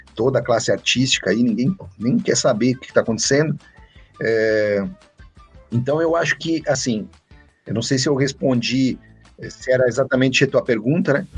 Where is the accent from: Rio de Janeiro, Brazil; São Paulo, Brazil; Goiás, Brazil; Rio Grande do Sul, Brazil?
Rio Grande do Sul, Brazil; Gaúcho; Eu sou gaúcho